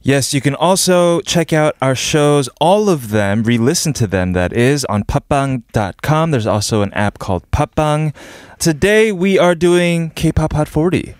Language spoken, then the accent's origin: English; New York City, New York, United States; now in South Korea; Growing up in New York City